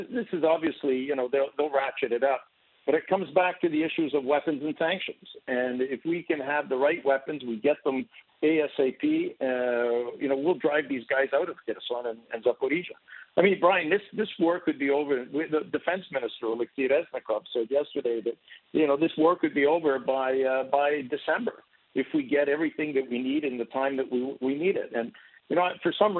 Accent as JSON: {"language": "English", "country": "Canada", "moved": "yes", "lives_now": "Ukraine", "said": "I'm a Canadian"}